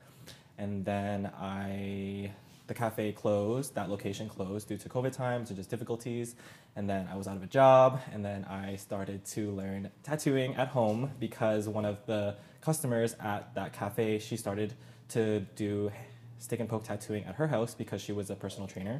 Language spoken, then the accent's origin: English; Ancaster, Ontario, Canada; I grew up in Ancaster